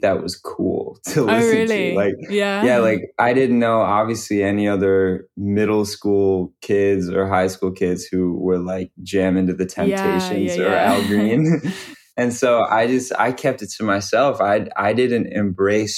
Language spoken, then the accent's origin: English; Detroit, Michigan, United States; moved away as an adult; also born or lived in Syracuse, New York; now in Brooklyn, United States; I'm from Detroit, Michigan.